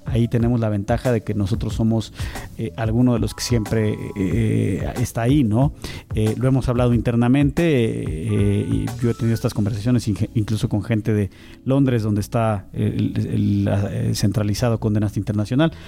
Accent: Mexico; esta dualidad que tenemos como mexicanos

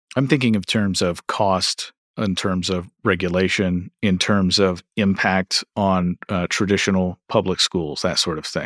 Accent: Kentucky, United States; I'm from Kentucky

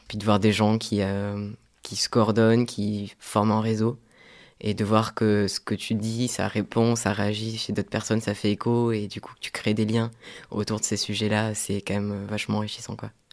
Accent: south of France, France; moved away; je suis originaire du sud de la France

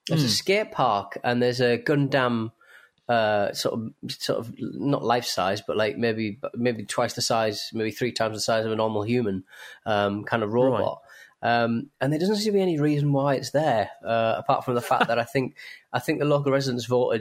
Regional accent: Hartlepool, North East England, United Kingdom; my hometown of Hartlepool

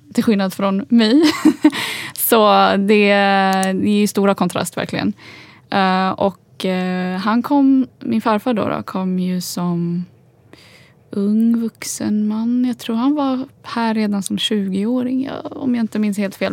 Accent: Stockholm, Stockholm County, Sweden; first language Swedish; also born or lived in Agadir, Morocco; jag är uppväxt som sagt i Husby men jag gick i skola i innerstan.

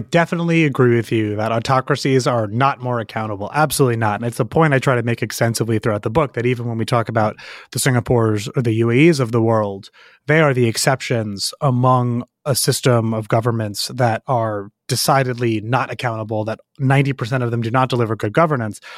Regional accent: United States; also born or lived in United Kingdom; as an American who was born and raised in the United States and spent the overwhelming majority of my life here

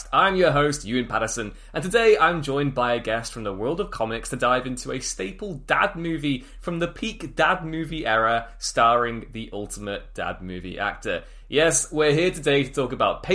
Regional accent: United Kingdom; as a Brit

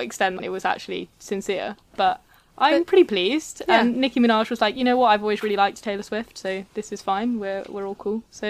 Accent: England, United Kingdom; accent: southern; Even though I'm from the south, as you can probably tell from my accent

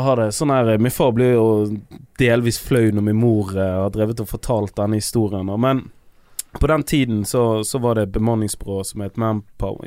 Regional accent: Bergen, Vestland, Norway; vi er fra sted som heter Loddefjord

